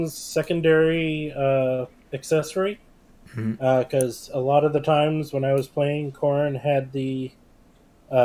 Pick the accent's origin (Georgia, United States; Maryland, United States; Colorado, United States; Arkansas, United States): Maryland, United States; now in Florida, United States; I grew up in Maryland.